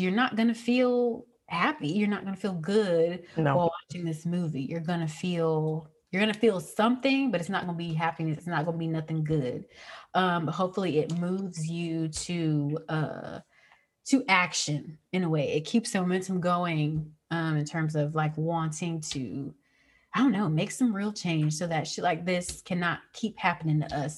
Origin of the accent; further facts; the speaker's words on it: the South, United States; I grew up in the South.